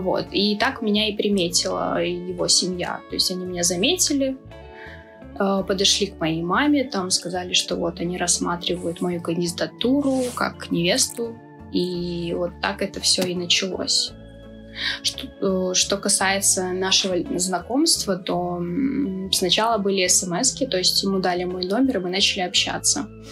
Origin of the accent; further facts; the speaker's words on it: Khasavyurt, Dagestan, Russia; moved away; also born or lived in Chechnya / Belarus; я чеченка, но я из Дагестана